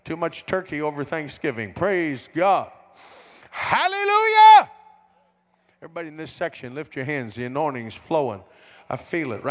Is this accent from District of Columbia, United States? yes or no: no; West Virginia, United States; I'm from West Virginia